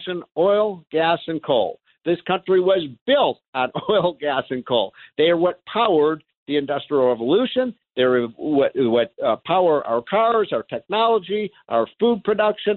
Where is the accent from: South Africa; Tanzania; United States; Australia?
United States; as an American